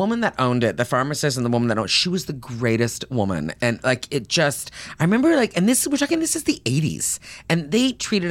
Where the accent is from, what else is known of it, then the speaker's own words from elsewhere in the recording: Tillsonburg, Ontario, Canada; moved away; I am Canadian, and I grew up in a small town in southern Ontario.